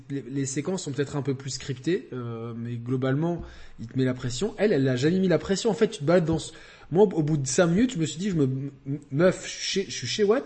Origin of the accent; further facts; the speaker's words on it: the South, southern France, France; je suis un sudiste